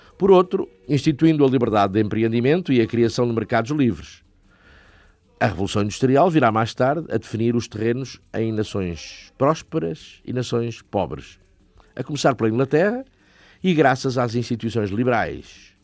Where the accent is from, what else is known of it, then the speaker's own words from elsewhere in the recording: Portugal; nós, portugueses